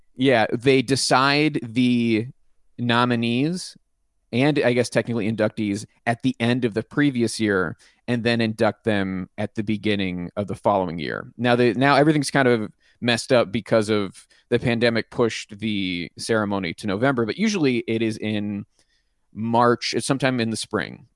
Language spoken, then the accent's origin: English; Pittsburgh, Pennsylvania, United States; I'm from Pittsburgh, and my dad is from Cleveland